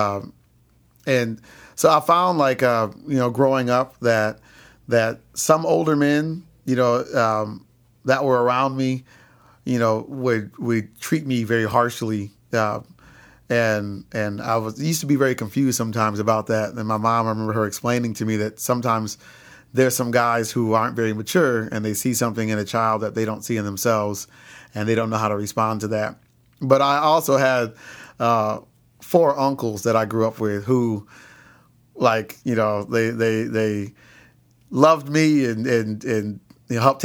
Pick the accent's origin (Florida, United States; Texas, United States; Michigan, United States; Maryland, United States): Michigan, United States; Lansing; I was born in Lansing, Michigan